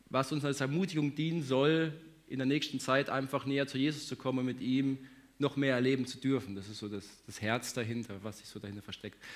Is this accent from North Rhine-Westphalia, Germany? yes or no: yes; Hagen, North Rhine-Westphalia, Germany; Für alle, die mich jetzt noch nicht gesehen haben, hier, ähm, ich komme aus Hagen, wohne da mit meiner Frau, zwei Kindern.